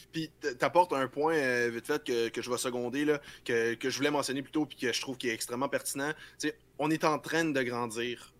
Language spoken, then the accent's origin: French; Quebec, Canada